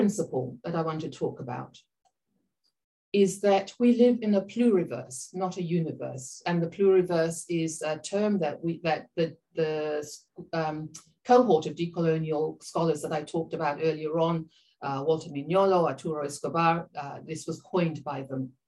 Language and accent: English; Papua New Guinea; I am Papua New Guinea and I'm from the Pacific region